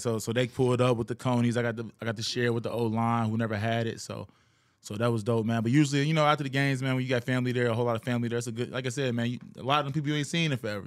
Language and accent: English; Cincinnati, Ohio, United States; also born or lived in Kentucky; now in Houston, United States; originally, I'm from Cincinnati